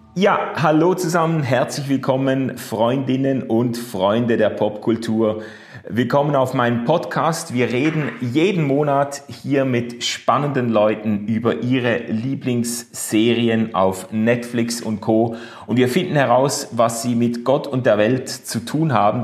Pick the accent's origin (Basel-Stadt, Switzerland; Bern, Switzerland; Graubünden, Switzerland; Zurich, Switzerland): Basel-Stadt, Switzerland; Basel; So als Basler